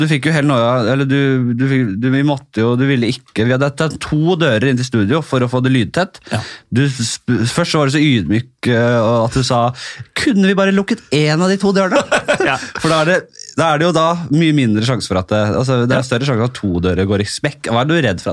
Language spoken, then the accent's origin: Norwegian; Bærum, Akershus, Norway; Jeg er fra Bærum